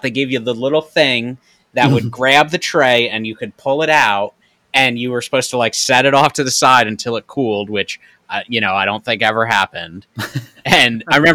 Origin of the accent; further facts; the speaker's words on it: Troy, New York, United States; I grew up in Troy, New York, which was the city